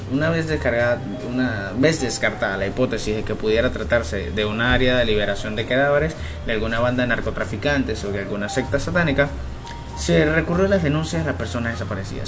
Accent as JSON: {"language": "Spanish", "country": "Venezuela", "said": "aquí en mi país"}